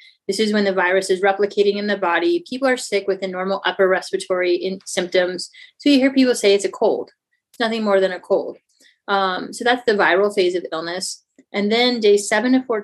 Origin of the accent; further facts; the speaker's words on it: St. Louis, Missouri, United States; I'm actually from the Midwest, the St. Louis area.